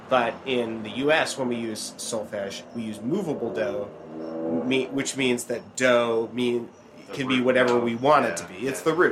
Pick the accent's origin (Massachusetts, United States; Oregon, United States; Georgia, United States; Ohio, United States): Oregon, United States; I grew up in Oregon